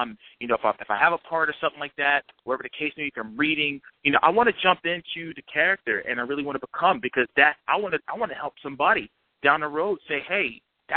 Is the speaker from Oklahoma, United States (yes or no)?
no; New Jersey, United States; I was growing up in North Jersey at the time